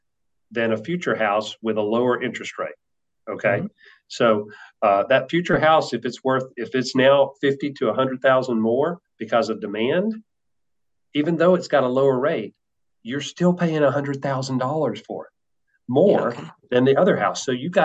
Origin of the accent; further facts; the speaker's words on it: the South, United States; Yeah. I love barbecue. I am from the South. Mm-hmm. So I love barbecue.